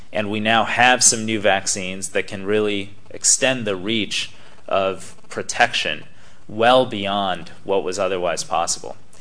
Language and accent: English; United States; you come here from the United States as an American student